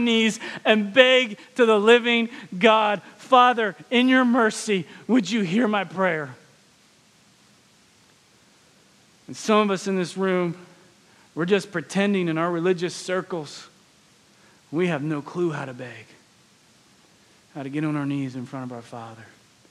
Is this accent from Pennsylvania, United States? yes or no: yes; Pennsylvania, United States; moved away; also born or lived in West Palm Beach, Florida; I grew up north in Pennsylvania, so I didn't grow up with some of the racial tensions that the South inherently has.